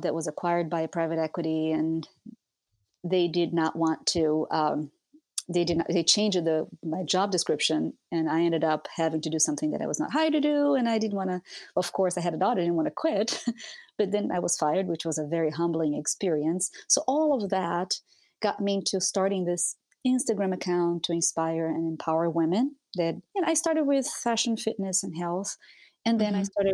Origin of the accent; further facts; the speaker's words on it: Brazil; moved away as an adult; also born or lived in Europe / Minnesota; now in United States; I'm a Brazilian. I grew up in Brazil. I moved to the US when I was 29 years old